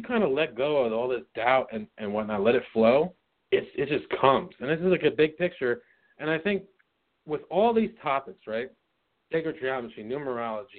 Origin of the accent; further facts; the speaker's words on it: New York, United States; moved away as an adult; also born or lived in Florida; I moved back home from Florida to New York in August